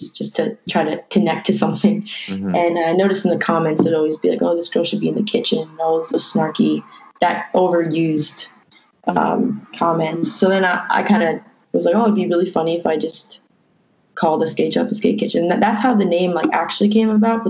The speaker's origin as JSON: {"language": "English", "town": "Massapequa", "region": "New York", "country": "United States", "tie": "born or raised there", "said": "I'm kind of from Massapequa. I went to high school there"}